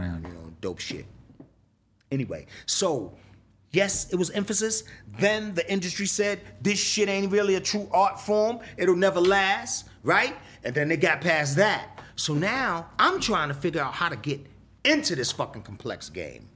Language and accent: English; New York City, New York, United States; I grew up in the South Bronx